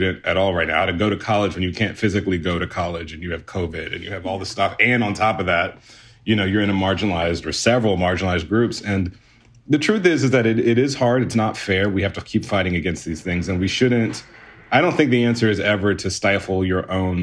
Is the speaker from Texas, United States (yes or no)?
yes; Houston, Texas, United States; I grew up in Houston, Texas